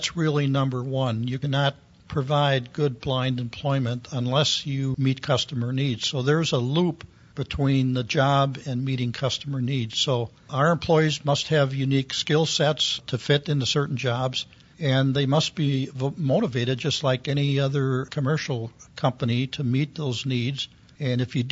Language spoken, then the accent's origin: English; Milwaukee, Wisconsin, United States; also born or lived in Oklahoma City; Milwaukee, which was my hometown